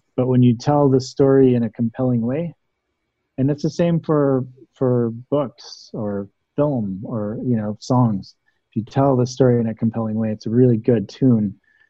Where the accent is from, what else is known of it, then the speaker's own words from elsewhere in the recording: the South, United States; I'm very fascinated with dialects and accents. Growing up in the South, and Oakland's got its own too.